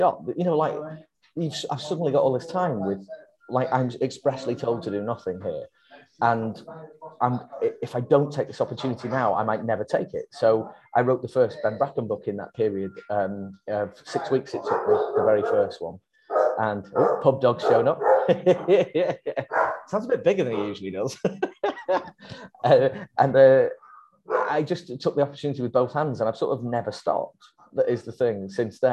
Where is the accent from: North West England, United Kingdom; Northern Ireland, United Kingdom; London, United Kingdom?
North West England, United Kingdom; Warrington; where I grew up in the Warrington area of the Northwest